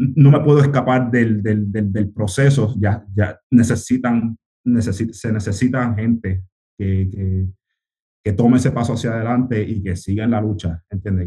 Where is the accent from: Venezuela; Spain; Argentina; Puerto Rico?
Puerto Rico; Río Grande; accent: Puerto Rican; also born or lived in United States; vengo del, del, barrio Malpica en Río Grande, yo me, crié en Río Grande, pero nací en los Estados Unidos